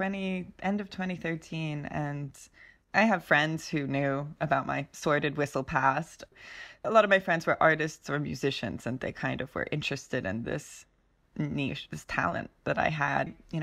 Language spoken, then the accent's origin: English; Mullumbimby, New South Wales, Australia; also born or lived in Los Angeles; I grew up in Mullumbimby. I spent my formative years in Los Angeles and then we moved to Mullumbimby, Australia, which was quite a shock. It's inland from Byron Bay.